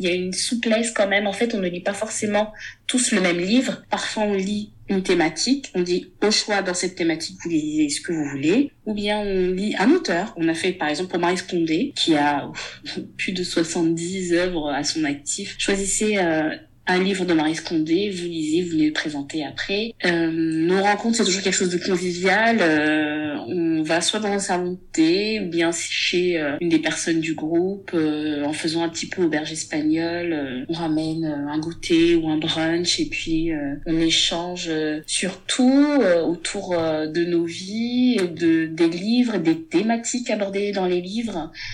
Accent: Gabon; first language Myene; French is a second language; moved away as an adult; now in France; Je suis gabonaise. Je suis née et grandie au Gabon. Je vis en France depuis 2007.

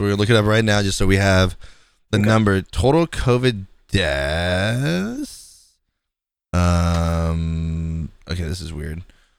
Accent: the South, United States; I'm from the South, motherfucker. We have bugs more dangerous than this.

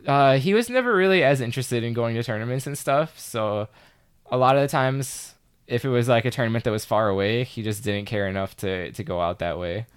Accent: Chicago, Illinois, United States; I'm from Chicago

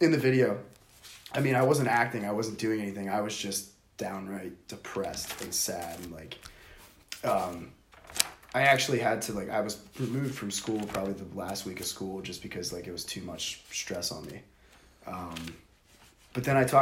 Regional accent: Freeport, United States; also born or lived in Indiana; I grew up in Indiana until I was in like the third grade and we moved to Freeport

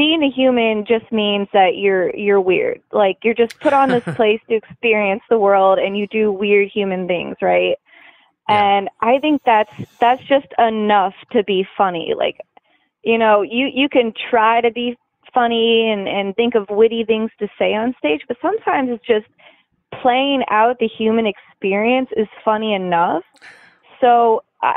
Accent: Monroe Falls, Ohio, United States; I grew up in Monroe Falls, Ohio

